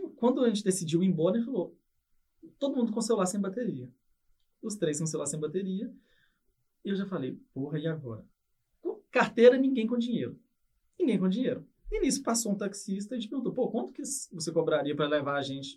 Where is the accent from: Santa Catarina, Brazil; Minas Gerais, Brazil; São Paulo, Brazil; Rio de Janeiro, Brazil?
Minas Gerais, Brazil; Ipatinga; moved away as an adult; now in Toronto, Canada; eu sou do interior de Minas, de Patinga